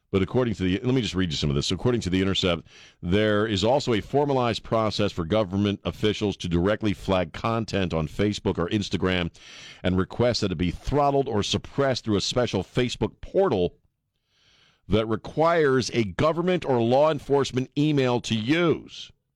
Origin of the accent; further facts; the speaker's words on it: Annapolis, Maryland, United States; I grew up in Annapolis, man, Maryland.